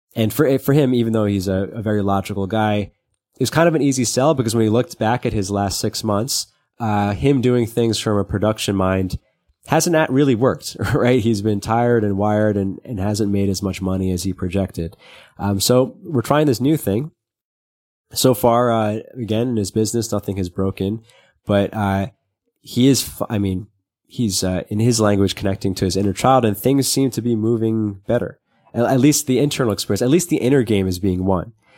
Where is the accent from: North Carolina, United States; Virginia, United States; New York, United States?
New York, United States; New York City; when you're growing up in Brooklyn.